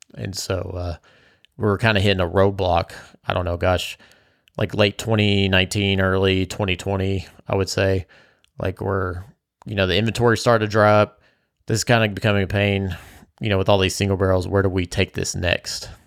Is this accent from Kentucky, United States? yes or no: yes; Bardstown, Kentucky, United States; I grew up in Bardstown.